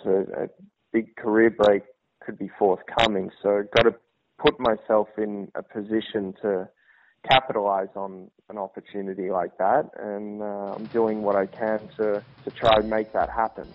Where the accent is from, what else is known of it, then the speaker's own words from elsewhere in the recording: Australia; now in United States; being an Australian in America